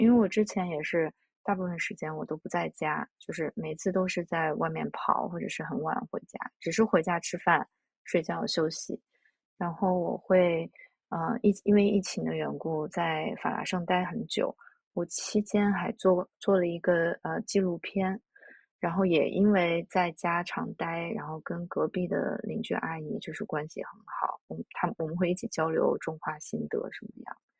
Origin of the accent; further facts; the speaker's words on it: China; now in New York, United States; 我小时候在中国长大的那个，呃，城中村